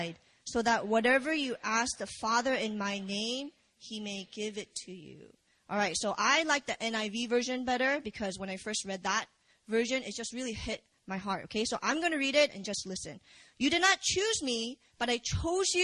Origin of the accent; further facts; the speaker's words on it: Virginia, United States; moved away as an adult; also born or lived in Busan, South Korea; now in South Korea; I was born in Korea, and I moved to America when I was 5. So I'm from Virginia, and VA